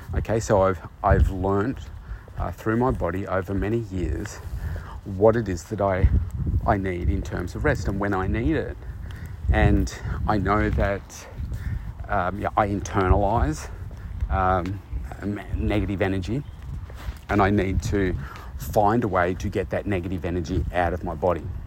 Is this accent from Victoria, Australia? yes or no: yes; Bendigo, Victoria, Australia; moved away as an adult; my hometown of, of Bendigo, which is a couple of hours from where I live now